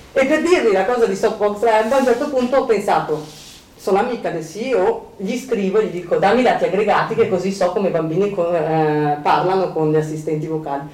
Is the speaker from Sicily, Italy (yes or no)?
no; Milan, Lombardy, Italy; moved away; siamo di Milano e ho detto sì, da tanti anni che sono via da Milano ma non sono mai uscita, cioè non sono riuscita mai a a, a, lasciare Milano da, dentro di me, sono sempre stata milanese